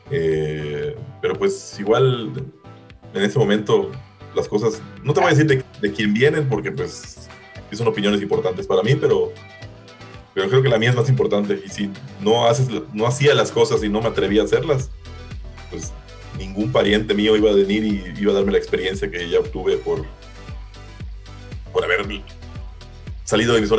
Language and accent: Spanish; Mérida, Yucatán, Mexico; moved away as an adult; now in Melbourne, Australia; Eh, pues actualmente vivo en Melbourne, en Australia. Eh, soy de Mérida, aunque el acento no me delata a, simple, simple palabra.